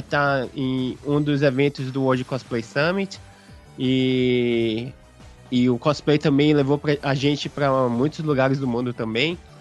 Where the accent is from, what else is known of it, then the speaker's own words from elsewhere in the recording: Brazil; now in Japan; nós somos brasileiros que moramos aqui no Japão